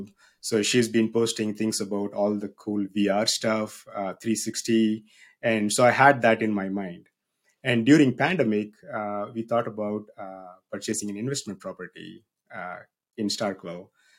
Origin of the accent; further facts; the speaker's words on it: South India, India; moved away as an adult; now in United States; So if you cannot tell already, I'm from South India. I was born and grew up in South India. I moved to the United States back in 2009 for my graduate school here at Mississippi State University.